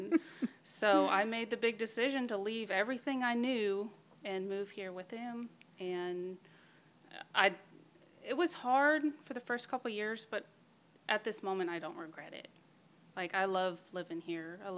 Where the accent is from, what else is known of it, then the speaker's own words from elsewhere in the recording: Denver, Colorado, United States; I was born and raised in the Denver, Colorado area